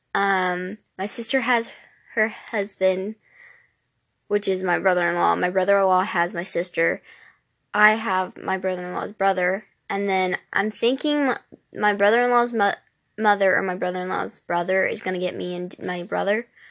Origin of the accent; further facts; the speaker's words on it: Louisiana, United States; moved away; I am from the South, I am from Louisiana